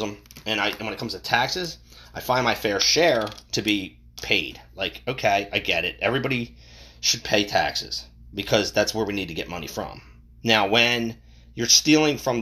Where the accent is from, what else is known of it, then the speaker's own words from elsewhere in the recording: United States; we as the American people